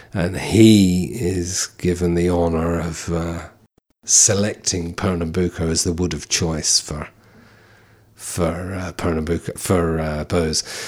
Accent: London, United Kingdom; now in County Carlow, Ireland; we all were born and bred in London, of Irish parents

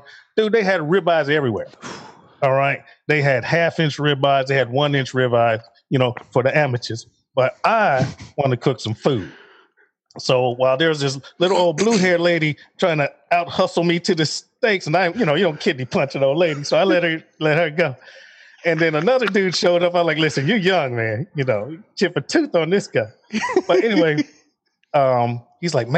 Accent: Chicago, Illinois, United States; moved away as an adult; also born or lived in Fort Bragg, North Carolina; I'm from Chicago.

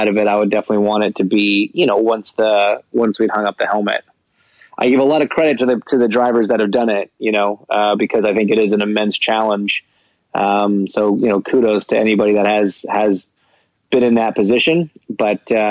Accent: Canada; I'm Canadian

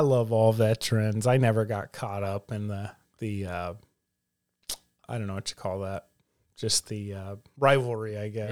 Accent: the South, United States; growing up in the South, you know, there was always a gospel presentation

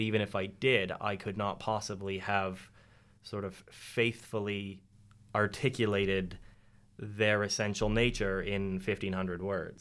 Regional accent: Canada; moved away as an adult; now in Penryn, United Kingdom; I'm Canadian

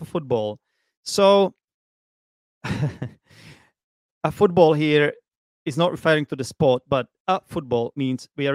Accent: Prague, Czechia; English is a second language; moved away as an adult; now in Vietnam; I was born in Prague

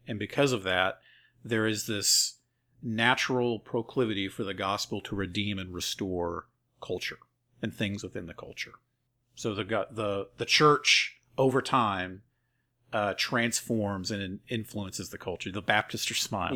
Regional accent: the Bible Belt, United States; I grew up in the Bible Belt

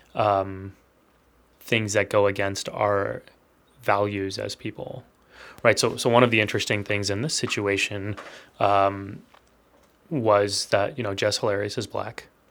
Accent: Texas, United States; I was born and raised in Texas

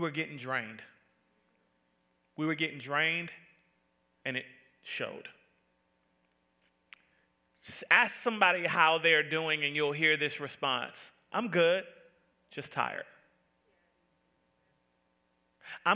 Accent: Atlanta, Georgia, United States; Now, I'm from the South. I am from born and raised Atlanta, Georgia.

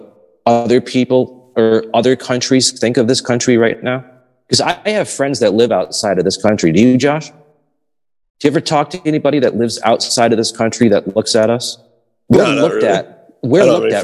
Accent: the North, United States; those of us who were born and raised in the North

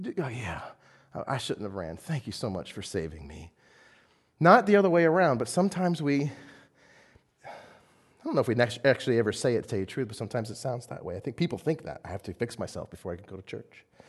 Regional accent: United States; I am an American through and through

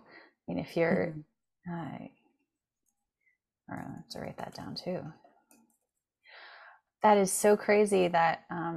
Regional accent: France; I grew up in France for like half my, development childhood.

